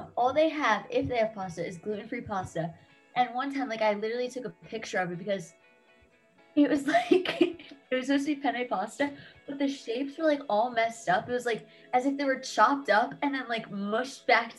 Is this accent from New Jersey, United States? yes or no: yes; New Jersey, United States; I'm from New Jersey, like Adam